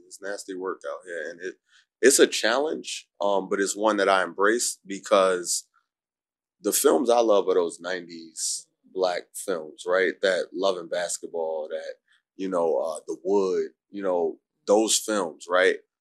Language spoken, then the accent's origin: English; New York City, New York, United States; I'm from Harlem, I'm from Humphrey 3rd Street, 8th Avenue